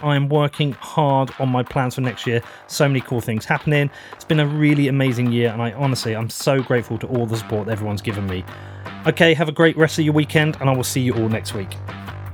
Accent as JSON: {"language": "English", "country": "United Kingdom", "said": "being a British citizen"}